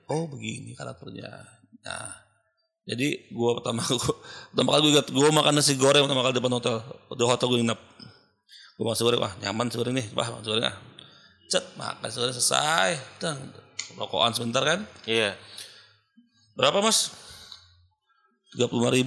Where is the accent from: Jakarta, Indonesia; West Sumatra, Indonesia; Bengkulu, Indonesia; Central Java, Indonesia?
Jakarta, Indonesia; gue kan orang Jakarta kan SKSD lah ya